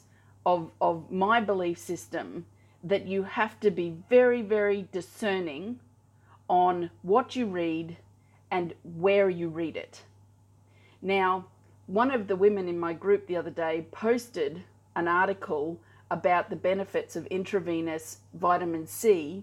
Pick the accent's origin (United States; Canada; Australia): Australia; I'm Australian, I live in Australia